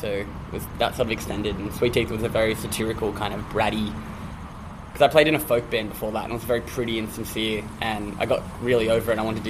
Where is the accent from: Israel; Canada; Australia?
Australia; Central Coast, New South Wales; born or raised there